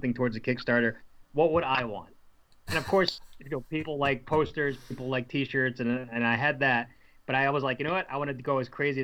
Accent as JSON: {"language": "English", "region": "New Jersey", "country": "United States", "said": "I'm from New Jersey"}